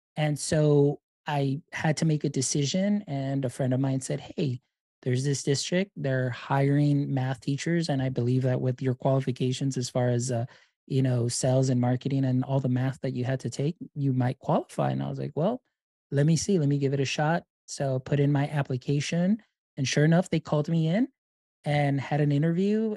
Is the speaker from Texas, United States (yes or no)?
yes; Deep South Texas, United States; I am from Deep South Texas